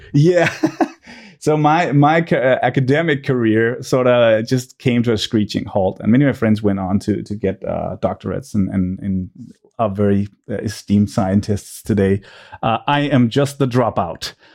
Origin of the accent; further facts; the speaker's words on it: suburb of Copenhagen, Capital Region of Denmark, Denmark; I grew up in a suburb, uh, to Copenhagen.